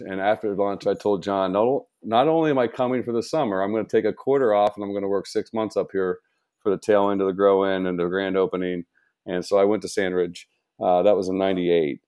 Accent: about an hour south of Columbus, Ohio, United States; also born or lived in Toledo area, Ohio; I grew up about an hour south of Columbus, so I, I grew up in a small farming town

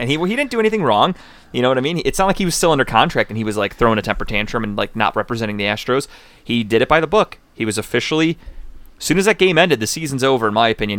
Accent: Cleveland, Ohio, United States; I'm from Cleveland.

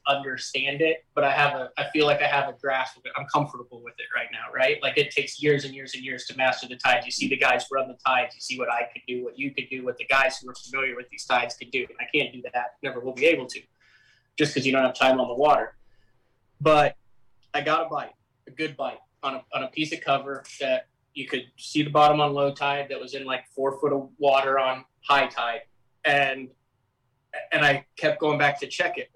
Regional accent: middle of Illinois, United States; moved away; also born or lived in Oklahoma; I'm from Oklahoma. I grew up in the middle of Illinois.

